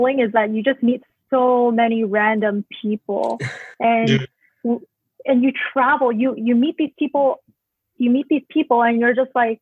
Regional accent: Canada; also born or lived in Hong Kong; I grew up in Canada

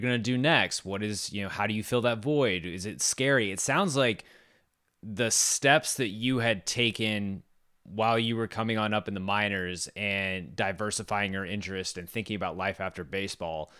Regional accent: Boerne, Texas, United States; my hometown of Bernie, Texas

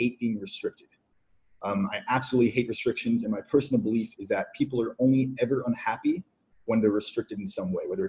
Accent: New Jersey, United States; I'm from New Jersey

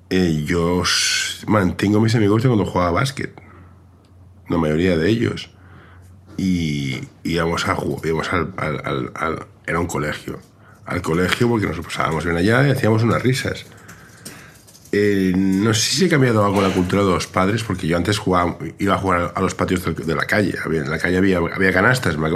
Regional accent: Spain; Santana, venga, somos españoles, aquí te gano.

